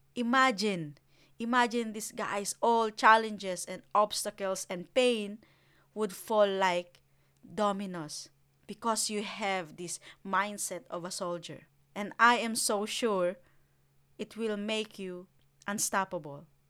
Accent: Philippines; now in New Zealand; I grew up in the Philippines

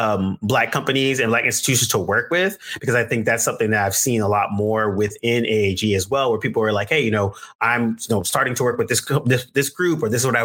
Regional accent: Bay Area, California, United States; moved away as an adult; also born or lived in Brooklyn, New York; I'm from California, Bay Area originally, and so the majority of my classmates and stuff, it's a multicultural.

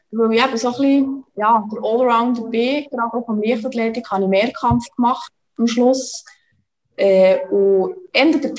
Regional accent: Bern, Switzerland; now in Köniz, Switzerland; Also ich bin in der Nähe aufgewachsen, also im Kanton Bern in Serisil, das ist ja

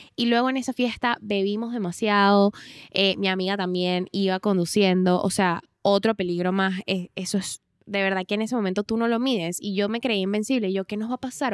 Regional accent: Venezuela; moved away; nosotras venimos de Venezuela, que ya por sí es un país súper peligroso

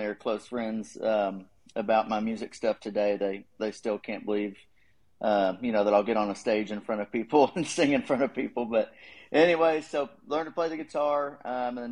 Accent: Dallas-Fort Worth area, Texas, United States; moved away as an adult; also born or lived in College Station, Texas; now in Nashville, United States; I grew up in the Dallas-Fort Worth area, like Garland, Plano area, so lived there for a while.

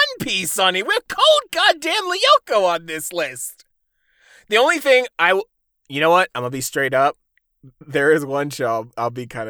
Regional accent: Midwest, United States; I'm from the Midwest. I get the accent to prove it.

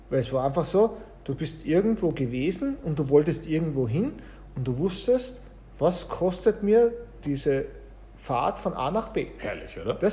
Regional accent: Austria; Also wir kommen ja aus Österreich beide und das Thema Tourismus von dem lebt ja ein großer Industriezweig in Österreich

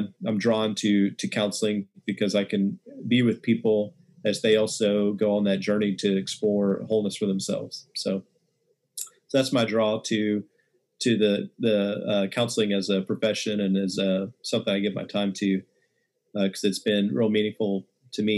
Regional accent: West Texas, United States; I grew up in West Texas, and real small town

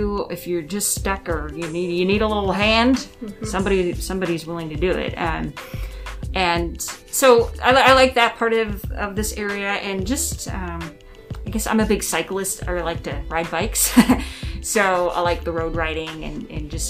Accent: Monroe, Michigan, United States; moved away as an adult; also born or lived in Massachusetts; now in Pendleton, United States; Monroe's my hometown, and Michigan, but then now Pendleton is my hometown

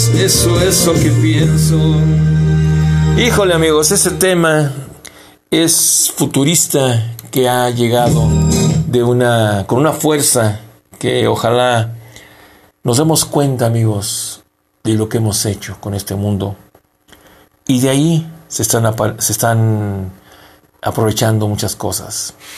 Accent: Mexico; also born or lived in Durango, Mexico; nosotros como mexicanos

